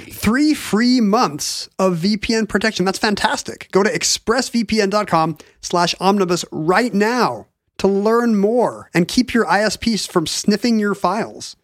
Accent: Edmonds, Washington, United States; when I was growing up in Edmonds

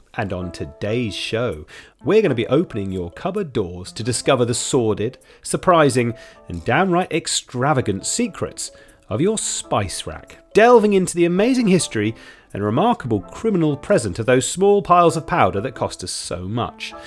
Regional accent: United Kingdom; as a Brit

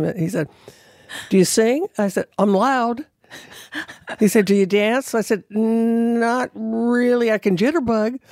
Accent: California, United States; moved away; I'm from California

